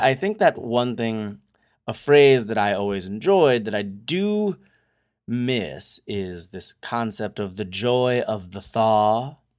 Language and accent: English; New Hampshire, United States; now in Southern California, United States; growing up in New Hampshire, the winter is, eh, deadly.